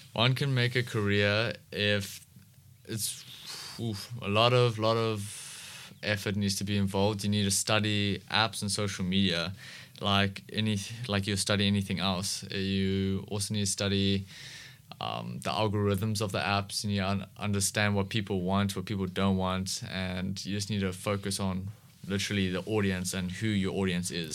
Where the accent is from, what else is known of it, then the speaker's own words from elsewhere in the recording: Cape Town, Western Cape, South Africa; I've been in S, Cape Town, um, most of my life.